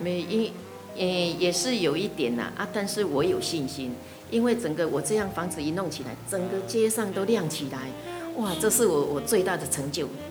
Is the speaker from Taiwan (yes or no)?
yes; Shuangxi, New Taipei, Taiwan; 从自己小时候十三层啊，我牡丹